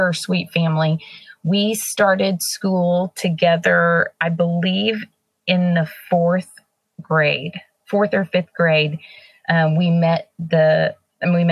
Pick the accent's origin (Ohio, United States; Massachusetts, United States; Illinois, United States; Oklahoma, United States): Oklahoma, United States; Tulsa; moved away as an adult; now in Texas, United States; Tulsa is my hometown. It's where all my family is